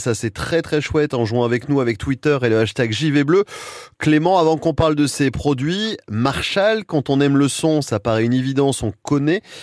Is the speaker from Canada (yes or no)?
no; France; chez nous en France.